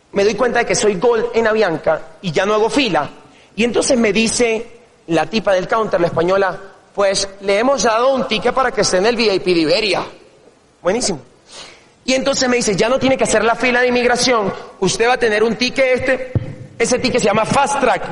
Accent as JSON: {"language": "Spanish", "town": "El Tigre", "region": "Anzoátegui", "country": "Venezuela", "tie": "born or raised there", "moved": "yes", "said": "yo nací en un pueblo en Venezuela, una ciudad que se llama El Tigre, de 180 mil habitantes"}